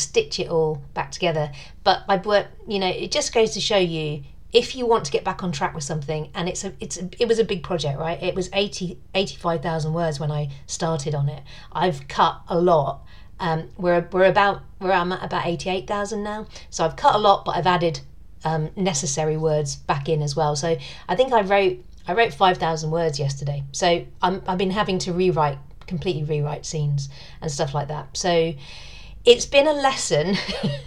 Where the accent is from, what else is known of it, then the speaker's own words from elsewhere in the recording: United Kingdom; being British